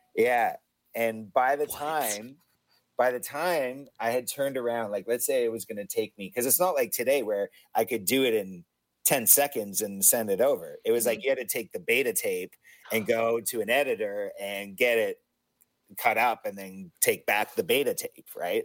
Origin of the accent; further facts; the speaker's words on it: Hamilton, Ontario, Canada; three white guys from my hometown of Hamilton